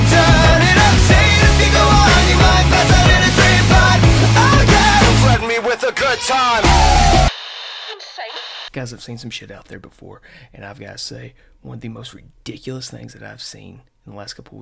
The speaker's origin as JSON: {"language": "English", "region": "the South", "country": "United States", "said": "I'm from the South"}